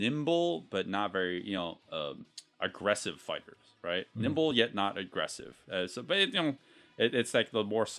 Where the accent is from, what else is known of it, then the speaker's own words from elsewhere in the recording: United States; we grew up with that in the States